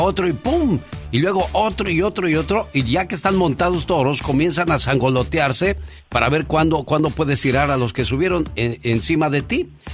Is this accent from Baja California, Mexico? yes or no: yes; Mexicali, Baja California, Mexico; moved away; Un día salí de Mexicali, pero Mexicali nunca salió de mí.